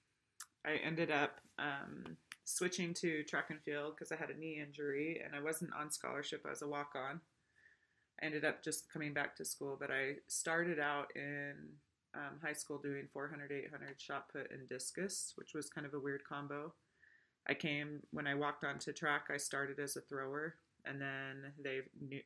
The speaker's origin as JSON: {"language": "English", "region": "Washington", "country": "United States", "tie": "born or raised there", "also_born_or_lived": "Utah", "moved": "as an adult", "lives_now": "Idaho, United States", "said": "I was born in Utah, but raised in Washington"}